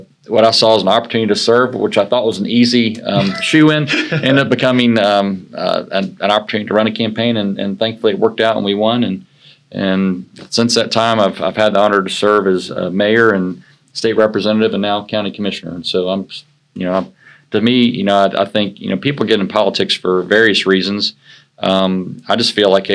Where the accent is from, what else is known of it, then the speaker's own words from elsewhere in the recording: Ocala, Florida, United States; I was born and raised in Ocala, Florida. I'm a third generation Floridian